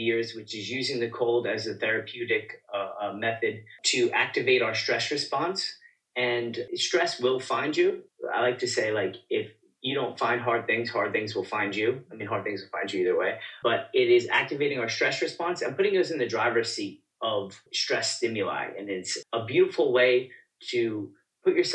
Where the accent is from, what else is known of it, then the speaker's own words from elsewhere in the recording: New York City, New York, United States; I am from the Bronx, New York